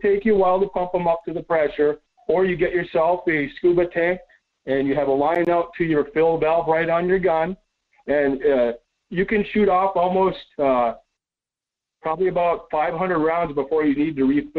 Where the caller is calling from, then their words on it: Las Vegas, Nevada, United States; Yeah, buenos dias, Michael. It's … from Las Vegas.